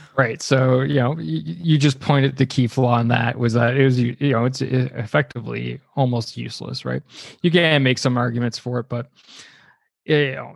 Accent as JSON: {"language": "English", "country": "Canada", "said": "I'm Canadian"}